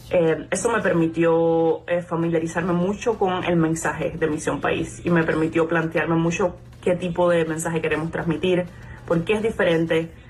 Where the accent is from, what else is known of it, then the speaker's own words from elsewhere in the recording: Camagüey, Cuba; eh, soy de Camagüey, originalmente de la comunidad de la Catedral